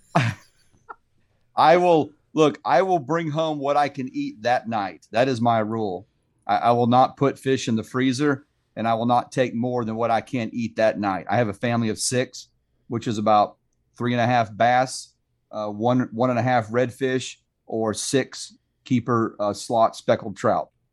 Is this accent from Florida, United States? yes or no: yes; Sanford, Florida, United States; also born or lived in Lake Mary, Florida; I'm a third generation Floridian, so I was born and raised in Sanford, live in Lake Mary now